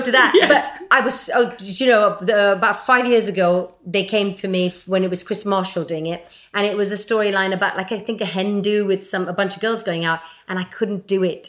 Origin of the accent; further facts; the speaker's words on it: Mumbai, Maharashtra, India; I come from Bombay